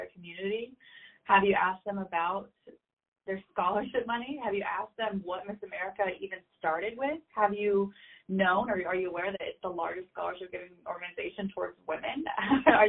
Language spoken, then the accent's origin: English; Arkansas, United States; I was from Arkansas